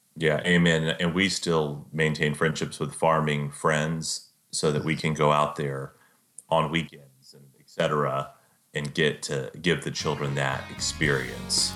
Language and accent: English; Central Texas, United States; I'm from Central Texas.